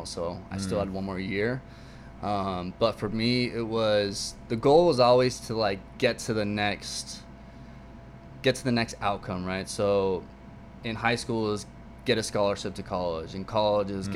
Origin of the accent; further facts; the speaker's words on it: Tustin, California, United States; born and raised in Tustin